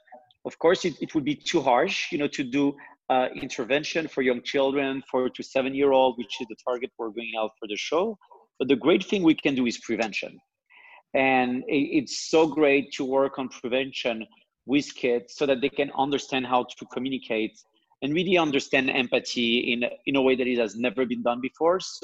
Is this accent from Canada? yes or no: no; France; accent: French; English is a second language; I'm French. Maybe you've seen that through my accent, although it's extremely well hidden.